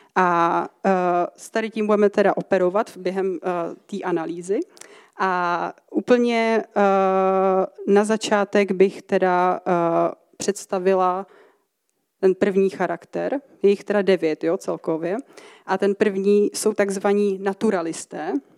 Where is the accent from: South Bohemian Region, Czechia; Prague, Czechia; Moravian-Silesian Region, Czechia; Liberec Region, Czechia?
South Bohemian Region, Czechia; České Budějovice; moved away as an adult; now in Ostrava, Czech Republic; jsem teda původně z Českých Budějovic, jsem na to patřičně hrdá. A, eh, teďka bydlím teda v Ostravě asi přibližně možná půl roku.